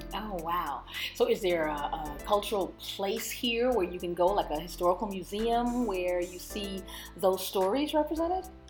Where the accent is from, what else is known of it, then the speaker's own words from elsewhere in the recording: Texas, United States; as a Texan, we learn very limited history often